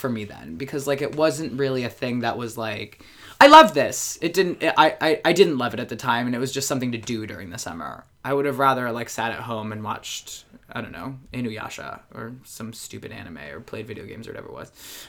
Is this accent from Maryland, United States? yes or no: yes; Baltimore, Maryland, United States; also born or lived in Rochester, New York; now in New York, United States; So I was born in Rochester. We moved down to Baltimore, Maryland when I was like 4.5 or 5 in that range. So I say I'm from Baltimore. I've been in New York 10 years.